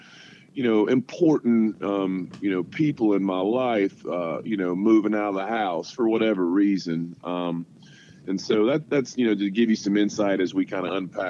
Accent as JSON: {"language": "English", "town": "Barboursville", "region": "West Virginia", "country": "United States", "tie": "born or raised there", "said": "growing up in Barbersville, you know, West Virginia."}